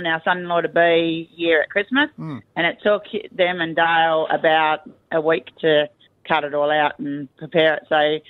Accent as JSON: {"language": "English", "region": "Tasmania", "country": "Australia", "moved": "yes", "lives_now": "Calen, Australia", "said": "We come from Tasmania"}